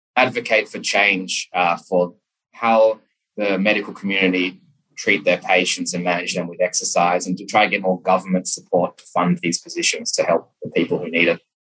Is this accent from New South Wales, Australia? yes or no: yes; Sydney, New South Wales, Australia; also born or lived in Memphis, United States; I'm from Sydney, Australia.